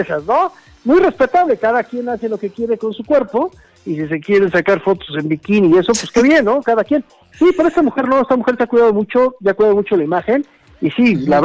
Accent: Mexico; somos mexicanos

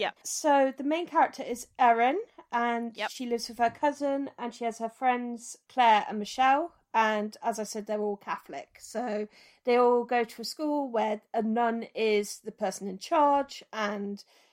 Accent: England, United Kingdom; us English

